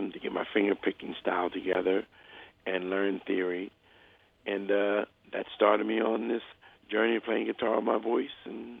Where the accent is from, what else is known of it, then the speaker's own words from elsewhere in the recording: New York, United States; Oh, well, it was wonderful. I had a very broad upbringing.